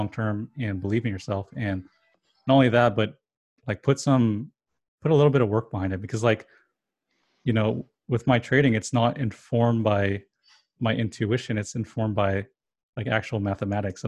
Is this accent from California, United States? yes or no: yes; California, United States; first language English; I was born in California, so I only know English and a little bit of Spanish